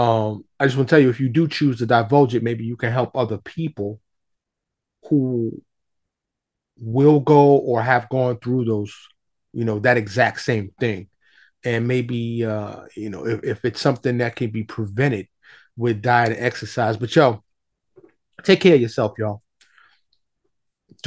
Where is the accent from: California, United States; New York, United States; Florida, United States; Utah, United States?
New York, United States; I grew up in New York